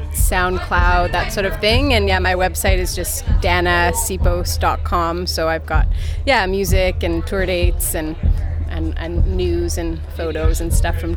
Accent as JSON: {"language": "English", "town": "Hamilton", "region": "Ontario", "country": "Canada", "tie": "born or raised there", "also_born_or_lived": "Yellowknife / Guelph", "lives_now": "Toronto, Canada", "said": "kind of in between, like, Guelph quite a bit. Hamilton is my hometown. I'm there quite a bit, and Toronto has just been my base."}